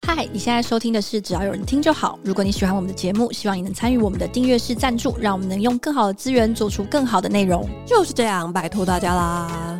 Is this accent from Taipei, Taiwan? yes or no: yes; Taipei, Taiwan; 我是台北人